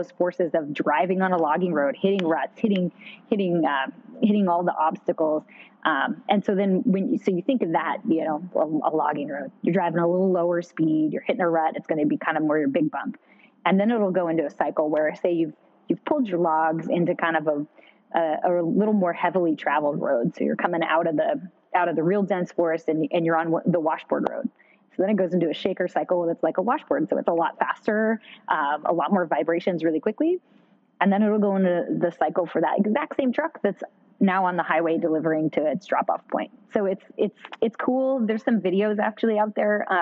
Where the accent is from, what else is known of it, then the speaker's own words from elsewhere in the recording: Pacific Northwest, United States; I grew up in the Pacific Northwest, and we've got some great mountain ranges.